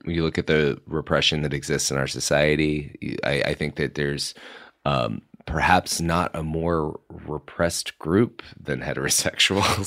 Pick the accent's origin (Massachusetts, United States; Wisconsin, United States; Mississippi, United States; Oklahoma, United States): Mississippi, United States; moved away; I'm from Mississippi